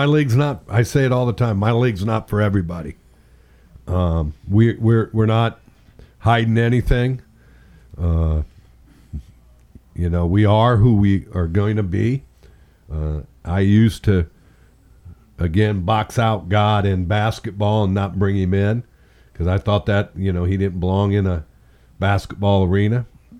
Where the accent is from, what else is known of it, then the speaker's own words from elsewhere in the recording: Indiana, United States; how I grew up in Indiana